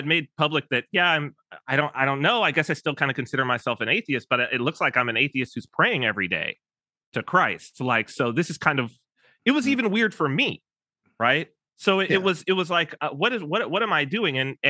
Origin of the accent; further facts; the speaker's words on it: Southern California, United States; we're both from Southern California, which my family is as well